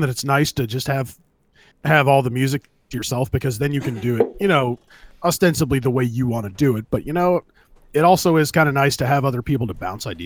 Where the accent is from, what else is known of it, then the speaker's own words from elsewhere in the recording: California, United States; I'm from California